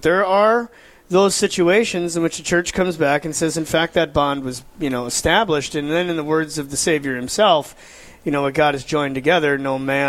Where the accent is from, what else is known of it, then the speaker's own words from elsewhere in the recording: Bismarck, North Dakota, United States; moved away as an adult; now in Minot, United States; I'm from the Bismarck-Mandan area. I serve up in Minot